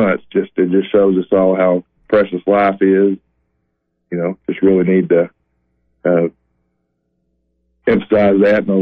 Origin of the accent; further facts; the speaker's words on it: the South, United States; growing up in the South and the SEC